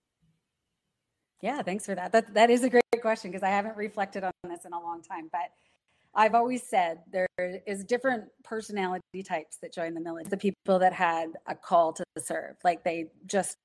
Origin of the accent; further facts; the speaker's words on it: Vancouver Island, British Columbia, Canada; I was born and raised on Vancouver Island in an extremely liberal hippie family